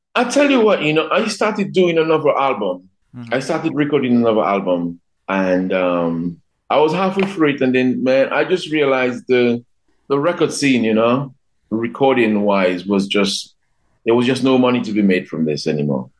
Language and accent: English; Dominica; also born or lived in London; of course I'm Dominican, but I consider myself to be a Caribbean person first